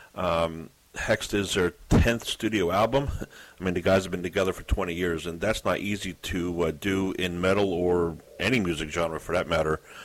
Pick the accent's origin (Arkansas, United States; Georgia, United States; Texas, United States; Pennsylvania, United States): Pennsylvania, United States; Philadelphia; my hometown of Philadelphia